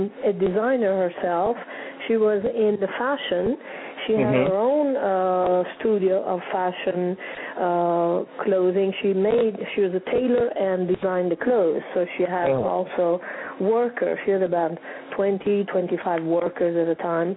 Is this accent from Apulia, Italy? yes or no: yes; Bari, Apulia, Italy; English is a second language; moved away as an adult; now in United States; I came from Italy. I was born in Bari